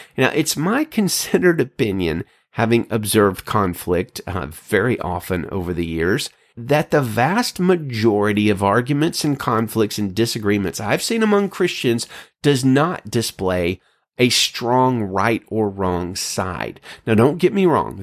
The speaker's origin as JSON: {"language": "English", "region": "Alabama", "country": "United States", "tie": "born or raised there", "moved": "yes", "lives_now": "California, United States", "said": "out here in California, unlike my home state of Alabama"}